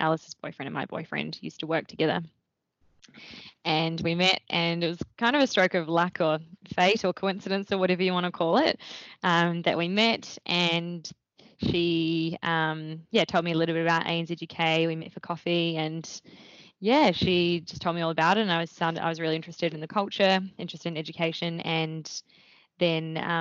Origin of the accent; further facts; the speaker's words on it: Wellington, New Zealand; moved away as an adult; also born or lived in Dunedin, New Zealand; now in Melbourne, Australia; I grew up in Wellington in New Zealand